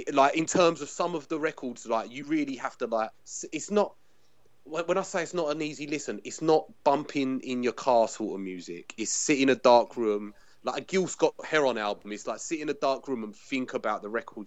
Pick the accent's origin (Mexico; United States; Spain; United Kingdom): United Kingdom; England; I'm an English guy